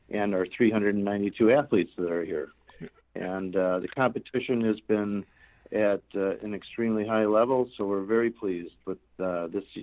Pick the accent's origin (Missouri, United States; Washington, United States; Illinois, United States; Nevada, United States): Illinois, United States; Chicago; 50 degrees warmer than my hometown Chicago.